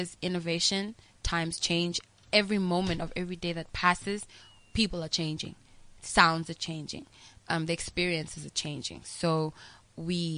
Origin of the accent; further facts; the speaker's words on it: South Africa; I'm from South Africa